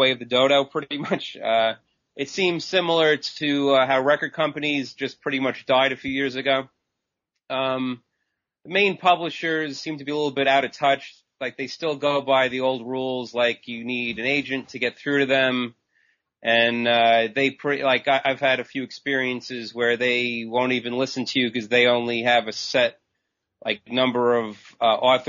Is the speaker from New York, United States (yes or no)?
yes; Long Island, New York, United States; I'm from Long Island, New York